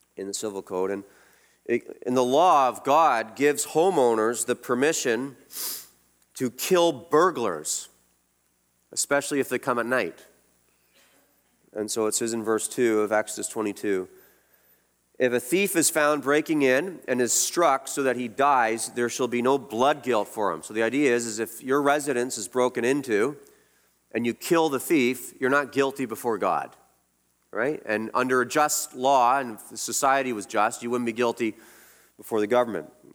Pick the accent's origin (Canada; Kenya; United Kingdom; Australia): Canada